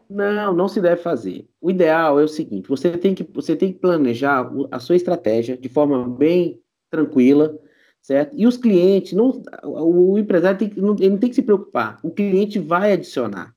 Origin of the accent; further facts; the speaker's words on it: Brazil; nós como brasileiros